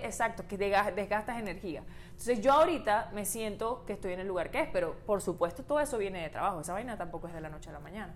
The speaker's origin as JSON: {"language": "Spanish", "town": "Maracaibo", "region": "Zulia", "country": "Venezuela", "moved": "yes", "said": "yo que vengo de Maracaibo"}